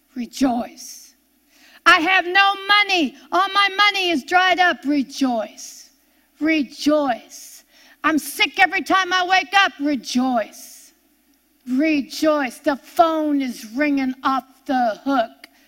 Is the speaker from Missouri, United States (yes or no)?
no; near Pittsburgh, Pennsylvania, United States; I grew up near Pittsburgh, Pennsylvania, and everybody knew the steel mills